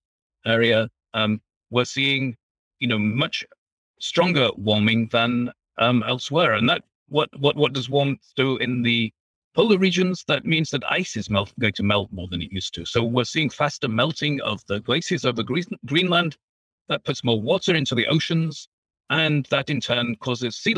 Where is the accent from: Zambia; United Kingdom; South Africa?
United Kingdom; England; moved away as an adult; also born or lived in Germany; now in United States; you can probably tell from my accent that I'm originally from England